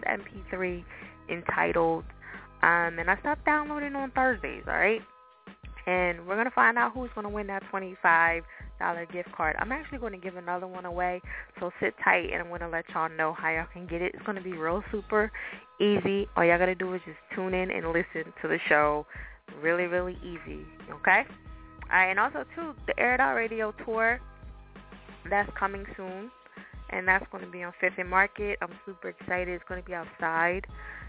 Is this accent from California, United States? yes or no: no; New Jersey, United States; accent: Jersey, Philly, and New York mix; now in Philadelphia, United States; I'm from Jersey, for people that don't know that. I don't know if y'all could tell with my accent. Sometimes you can, sometimes you can. It's like a mixture of Jersey, Philly, and New York